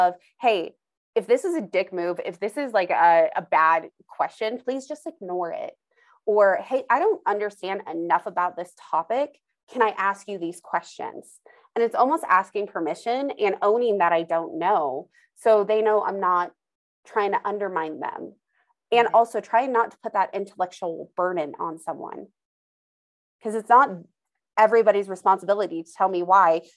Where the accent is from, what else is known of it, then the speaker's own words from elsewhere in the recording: Idaho, United States; moved away; also born or lived in Indiana; I grew up in Idaho